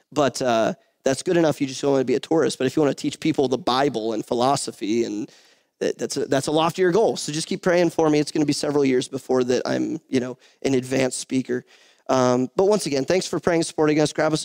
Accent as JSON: {"language": "English", "region": "Northeast Ohio", "country": "United States", "tie": "born or raised there", "said": "I'm from and I was born in Northeast Ohio, which is about an hour, hour and a half south of Cleveland"}